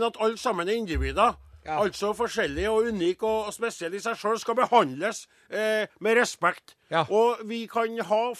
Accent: Trondheim, Trøndelag, Norway; Jeg vokste opp i Trondheim, bodde i Trondheim, og det her er trønderske banneord.

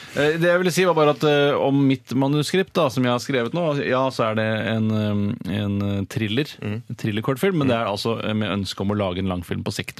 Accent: Oslo, Norway; moved away; also born or lived in Haugenstua; jeg kommer fra Holmlia

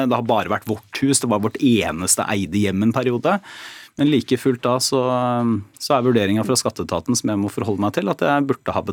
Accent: Porsgrunn, Telemark, Norway; Altså jeg er fra Porsgrunn og har alltid liksom holdt på med politikk der.

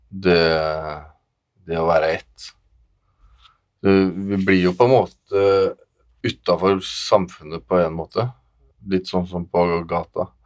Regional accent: Moss, Østfold, Norway; also born or lived in Våler; Jeg er eh, oppvokst i Våler og i Moss

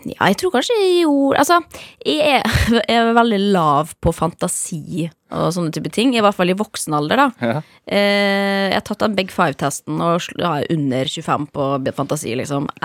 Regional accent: Molde, Møre og Romsdal, Norway; Bodde mye på bygda også i perioder der ute, men da jeg vokste opp i Molde by, ja.

